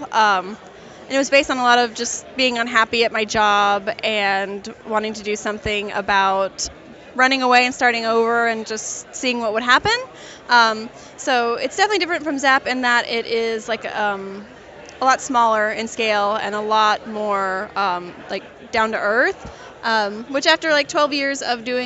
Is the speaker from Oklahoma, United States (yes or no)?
yes; Oklahoma, United States; I'm from Oklahoma, and I live in an area that has like several different Native American tribes, like Cherokee and Osage. And so that's what I grew up